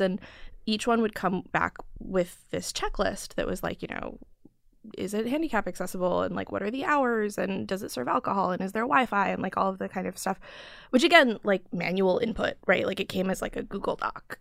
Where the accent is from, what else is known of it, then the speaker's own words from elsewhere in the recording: Chicago, Illinois, United States; moved away; also born or lived in New York; I grew up in Chicago